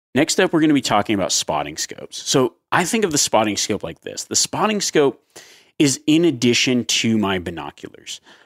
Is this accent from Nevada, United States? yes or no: yes; Nevada, United States; growing up in Nevada